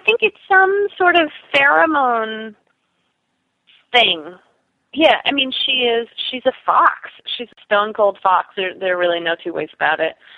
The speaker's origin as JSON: {"language": "English", "town": "New York City", "region": "New York", "country": "United States", "tie": "born or raised there", "also_born_or_lived": "Oberlin, Ohio / Madison, Wisconsin", "said": "I grew up on the Upper West Side in Manhattan"}